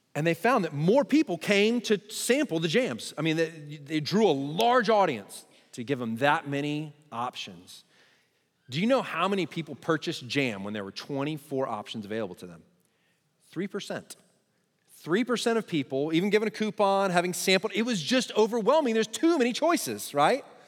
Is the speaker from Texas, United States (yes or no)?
yes; Texas, United States; I'm Texan